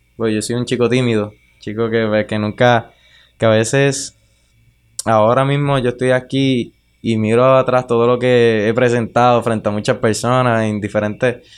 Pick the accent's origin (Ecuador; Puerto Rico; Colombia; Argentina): Puerto Rico; Utuado; Yo soy de Caunilla y Cañón Blanco queda allí